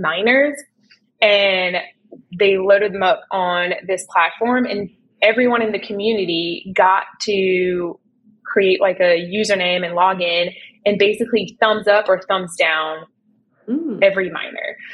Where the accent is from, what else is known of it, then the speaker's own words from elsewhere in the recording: Canada; I'm originally from Canada